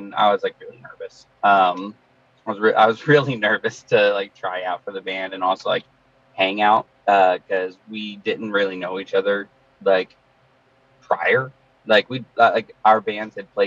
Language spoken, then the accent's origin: English; Midwest, United States; We're from the Midwest